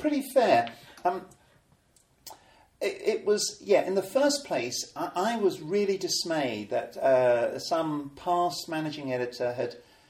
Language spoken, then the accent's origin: English; Colchester, East of England, United Kingdom; also born or lived in Ipswich; in my hometown, right, Colchester, Britain's oldest town